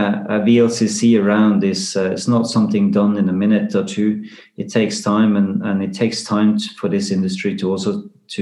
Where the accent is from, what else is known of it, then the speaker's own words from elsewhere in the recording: Risør, Agder, Norway; my hometown, Risør, it was the biggest flag port